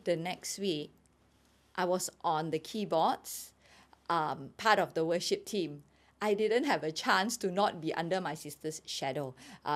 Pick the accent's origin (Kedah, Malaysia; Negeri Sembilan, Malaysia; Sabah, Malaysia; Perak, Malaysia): Sabah, Malaysia; moved away as an adult; now in Kuala Lumpur, Malaysia; I was born in KL, but I was brought up in Sabah. I went to Sabah when I was a baby